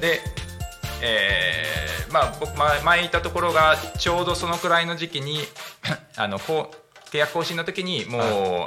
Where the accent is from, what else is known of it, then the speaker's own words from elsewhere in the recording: Narita, Chiba, Japan; 生まれは成田ですよ。